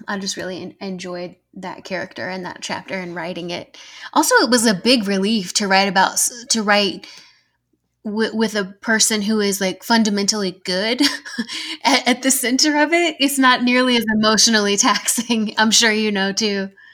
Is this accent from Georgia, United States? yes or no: yes; Georgia, United States; accent: southern; I'm from Georgia